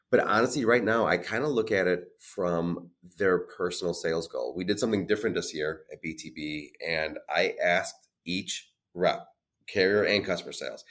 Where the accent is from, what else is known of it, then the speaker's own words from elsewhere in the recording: Illinois, United States; I'm born and raised in Illinois